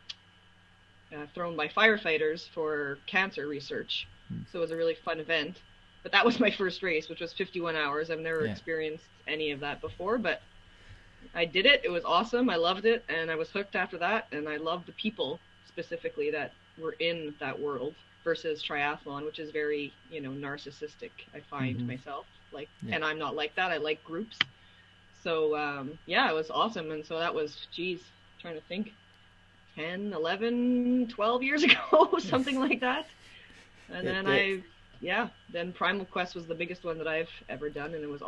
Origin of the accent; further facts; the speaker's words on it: Montreal, Quebec, Canada; now in Winnipeg, Canada; I'm from, born and raised in Montreal. I'm French. And now I live in Winnipeg